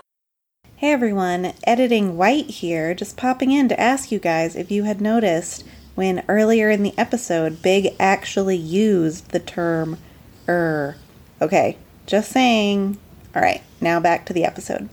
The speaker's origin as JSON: {"language": "English", "country": "United States", "said": "I'm American"}